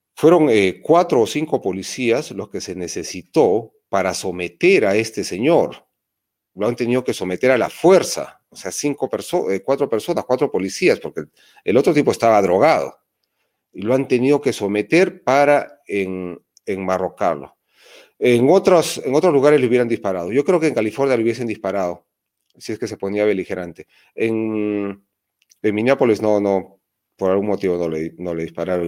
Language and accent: Spanish; Peru; yo he nacido en Perú. ¿Qué más originario puede haber que yo que he nacido en Perú?